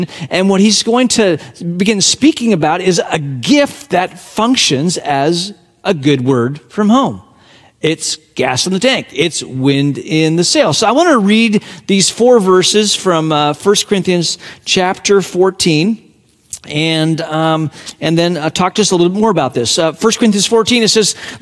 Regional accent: Hong Kong; moved away; my hometown on the front, Hong Kong, where I was born and raised

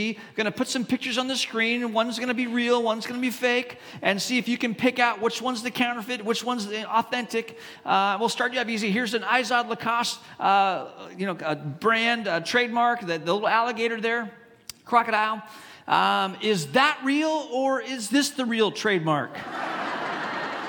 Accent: Hong Kong; moved away; I grew up in Hong Kong, China, and in Hong Kong, especially when I was growing up there

